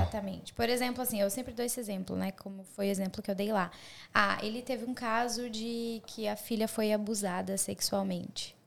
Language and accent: Portuguese; Blumenau, Santa Catarina, Brazil; born or raised there; moved away as an adult; also born or lived in Curitibanos / São José do Cerrito; now in Australia